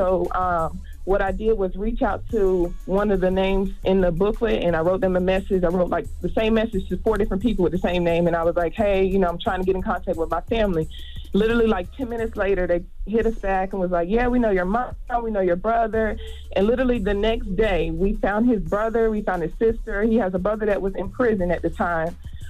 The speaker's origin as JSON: {"language": "English", "town": "Goldsboro", "region": "North Carolina", "country": "United States", "moved": "yes", "lives_now": "Orlando, United States", "said": "I'm originally from North Carolina, from Goldsboro. However, I moved to Florida, and Charlamagne, they are crazy down here. I moved to Orlando about 4 years ago."}